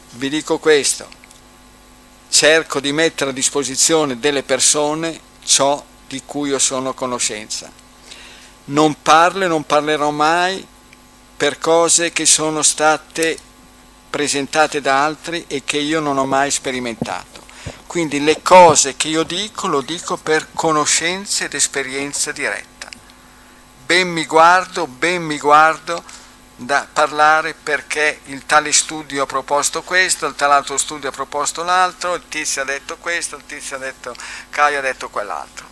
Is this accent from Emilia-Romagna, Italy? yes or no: yes; Bobbio, Emilia-Romagna, Italy; sono di Bobbio